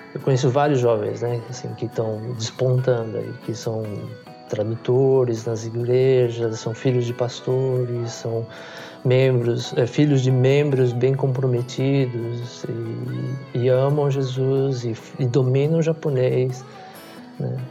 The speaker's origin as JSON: {"language": "Portuguese", "country": "Brazil", "tie": "born or raised there", "moved": "as an adult", "lives_now": "Japan", "said": "Eu nasci no Brasil, meus pais nasceram também no Brasil, então eu sou Sansei"}